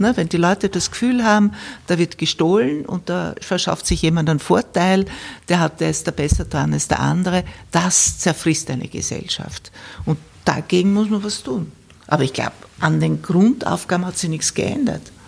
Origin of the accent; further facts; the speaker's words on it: Austria; bei uns in Österreich